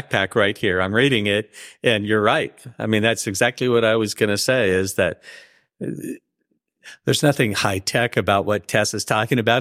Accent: the Northwest, Pacific Northwest, United States; now in California, United States; I grew up in the Northwest

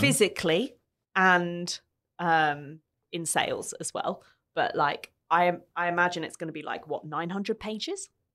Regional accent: London, United Kingdom; moved away as an adult; now in Australia; growing up in London

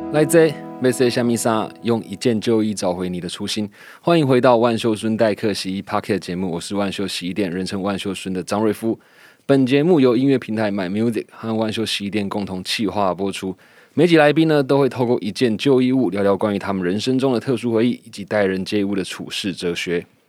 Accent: Houli, Taichung, Taiwan; 我来自后里，刚好是一北一南

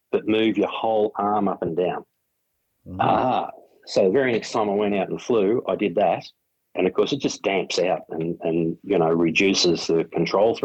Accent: Melbourne, Victoria, Australia; also born or lived in Fish Creek, Victoria; when I was 13, we moved away from Melbourne

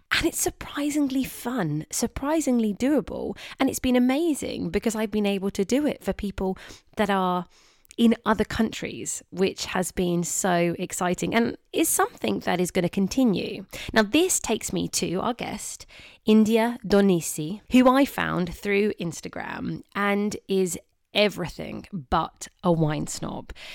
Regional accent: England, United Kingdom; I speak as an English girl

